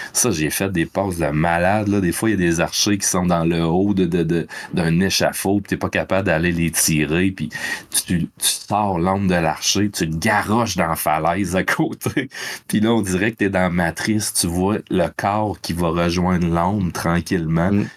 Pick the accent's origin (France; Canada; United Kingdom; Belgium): Canada; Quebec; au Québec avec plein de beaux paysages de mon coin de pays.